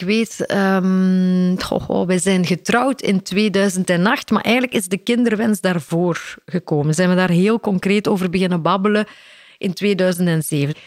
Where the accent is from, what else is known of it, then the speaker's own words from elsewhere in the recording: Mol, Flanders, Belgium; ik ben opgegroeid in Mol, de Stille Kempen.